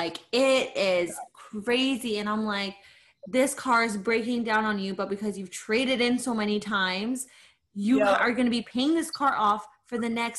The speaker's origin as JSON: {"language": "English", "country": "Canada", "said": "we're both Canadian"}